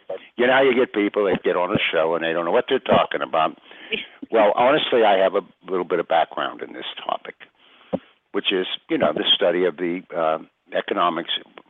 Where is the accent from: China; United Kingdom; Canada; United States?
United States; I know, but I'm an American.